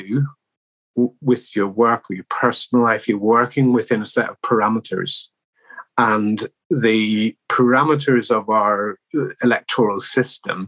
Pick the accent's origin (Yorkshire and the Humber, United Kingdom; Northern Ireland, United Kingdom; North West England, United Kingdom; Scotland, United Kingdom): Northern Ireland, United Kingdom; I was born in Northern Ireland, the beginning of the Troubles